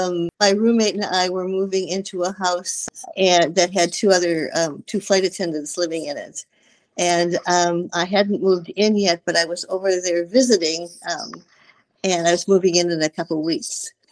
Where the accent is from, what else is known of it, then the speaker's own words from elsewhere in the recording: Wisconsin, United States; moved away as an adult; now in California, United States; I'm actually originally from Wisconsin, but now I'm we've been living in California our whole married life, and we've been married 50 years.